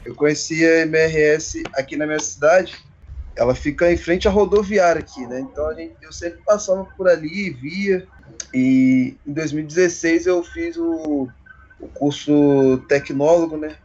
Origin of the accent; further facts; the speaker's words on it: Volta Redonda, Rio de Janeiro, Brazil; para minha para minha cidade mesmo